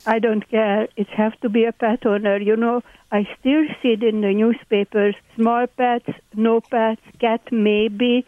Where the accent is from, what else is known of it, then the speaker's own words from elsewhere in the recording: Hungary; accent: Hungarian; English is a second language; moved away; My accent, by the way, is Hungarian.